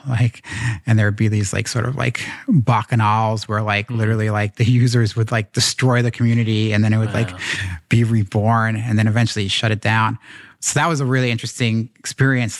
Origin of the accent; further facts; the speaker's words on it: New York, United States; I grew up here in in New York